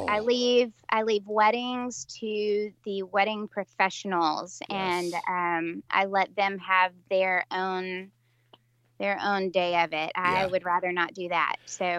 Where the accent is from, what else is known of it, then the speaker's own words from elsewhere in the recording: Tennessee, United States; I'm from Middle Tennessee and, started out in West Tennessee, but then moved into Middle Tennessee as an adult.